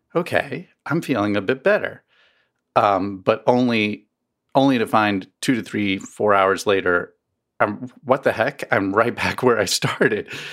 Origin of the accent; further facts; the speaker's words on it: East Coast, United States; now in Missouri, United States; I grew up on the East Coast, um, and never really had allergies until I moved to Missouri